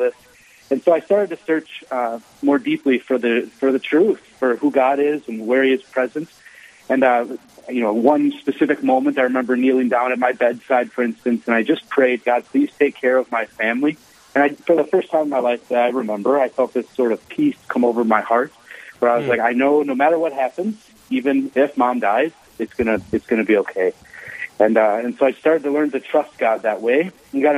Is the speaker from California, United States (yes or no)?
no; Owatonna, Minnesota, United States; I grew up in southern Minnesota, city Owatonna